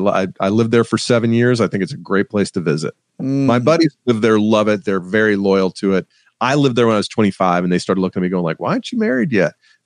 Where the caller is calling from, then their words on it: Atlanta, Georgia, United States; Oh, I'm coming from Atlanta, Georgia.